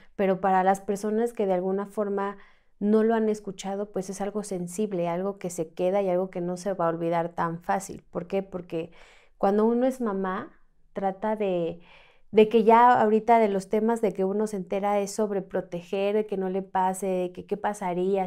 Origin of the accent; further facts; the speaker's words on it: Mexico City, Mexico; yo soy de aquí, de la Ciudad de México